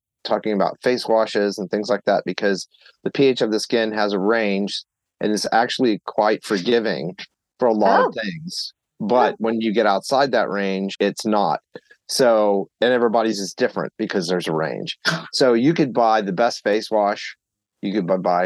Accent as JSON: {"language": "English", "region": "Texas", "country": "United States", "tie": "born or raised there", "also_born_or_lived": "Tennessee / Pennsylvania", "moved": "yes", "said": "I grew up in Texas and lived in Tennessee for a while"}